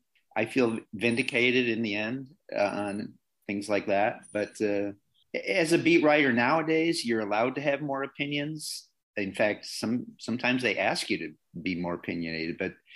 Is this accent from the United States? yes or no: yes; Chicago, Illinois, United States; being from Chicago is part of that too. And when you put those two together, Chicago and Irish